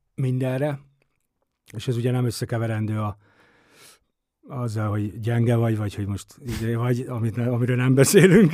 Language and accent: Hungarian; Esztergom, Komárom-Esztergom, Hungary; Én Esztergomban nőttem fel